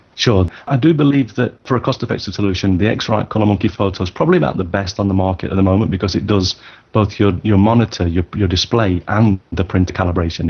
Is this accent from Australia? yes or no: no; United Kingdom; now in Tokyo, Japan; I'm a British born photographer based in Tokyo